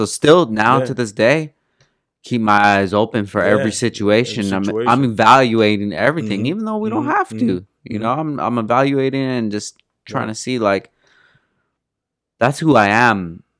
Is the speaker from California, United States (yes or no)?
yes; California, United States; I'm from California, bro